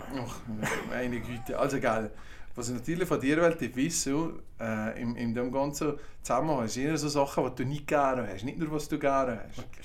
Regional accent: Valais, Switzerland; als Walliser

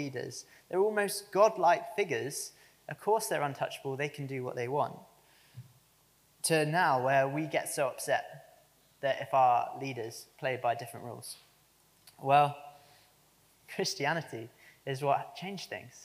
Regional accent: United Kingdom; us, apparently, as the British public.

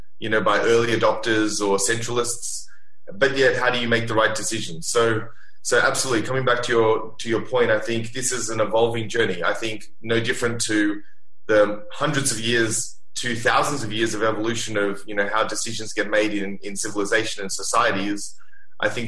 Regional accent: Sydney, New South Wales, Australia; now in Singapore; I grew up in Sydney by the beach.

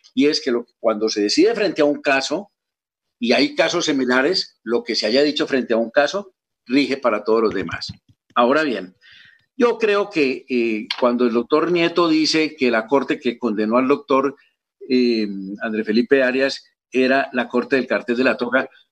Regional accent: Colombia; como colombiano

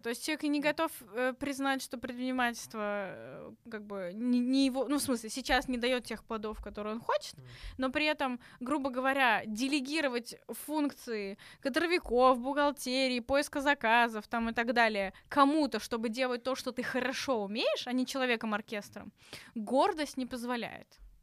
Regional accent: Tashkent, Uzbekistan; moved away as an adult; now in Russia; я из Ташкента, я там вуз закончила

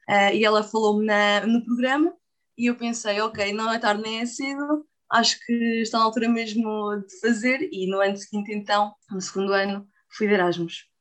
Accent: Portugal; somos Portugal

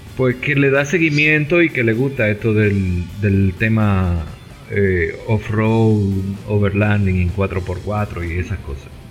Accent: Santo Domingo, Distrito Nacional, Dominican Republic; somos de Santo Domingo, República Dominicana

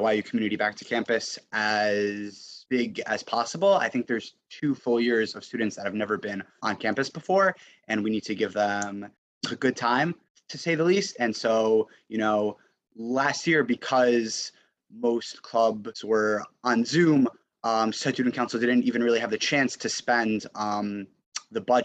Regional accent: New York, United States; I am also from New York

